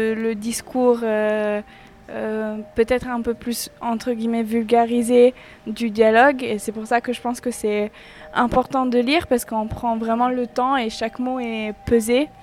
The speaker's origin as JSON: {"language": "French", "town": "Lucca", "region": "Tuscany", "country": "Italy", "moved": "yes", "lives_now": "France", "said": "Je viens de Toscane, c'est entre Florence et Pise, ça s'appelle Lucca"}